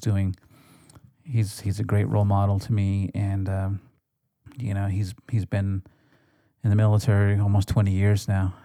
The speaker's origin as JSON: {"language": "English", "country": "United States", "tie": "born or raised there", "said": "growing up on the res"}